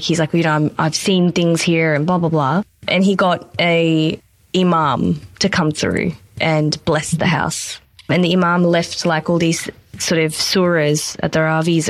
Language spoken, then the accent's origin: English; Pakistan; In Pakistan, so I'm from Pakistan